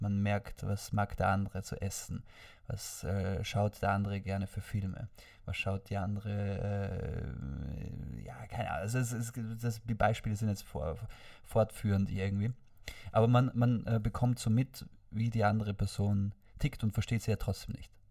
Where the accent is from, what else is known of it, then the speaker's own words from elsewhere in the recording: Vorarlberg, Austria; wie ich dort aufgewachsen bin in Vorarlberg